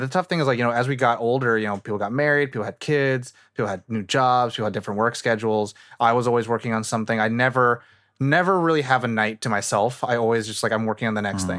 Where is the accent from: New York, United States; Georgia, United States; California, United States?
California, United States; Northern; also born or lived in Thailand; now in Los Angeles, United States; I'm from Nor-, like, I still have, like, a lot of feeling and heart in NorCal and SoCal